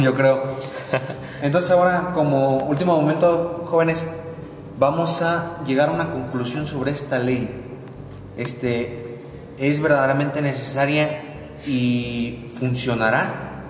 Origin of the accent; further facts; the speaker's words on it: Mexico; ¿qué nos ha enseñado la pandemia a nosotros como mexicanos? Nos ha mostrado que somos un país de gente